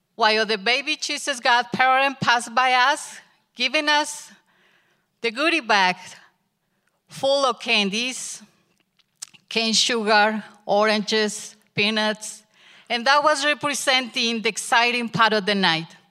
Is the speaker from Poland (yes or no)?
no; Mexico; English is a second language; moved away as an adult; My husband and I had the opportunity to go back to Mexico with my family and spend Christmas there